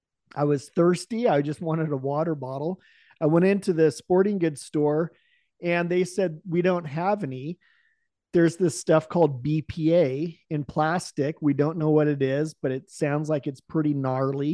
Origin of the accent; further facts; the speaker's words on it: Salem, Oregon, United States; I was born in Salem, Oregon